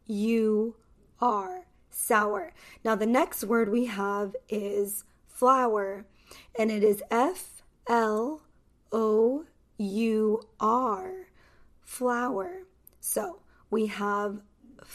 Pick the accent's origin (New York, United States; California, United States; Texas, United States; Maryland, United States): California, United States; Los Angeles; accent: Californian; I am American. So, this pronunciation is American pronunciation.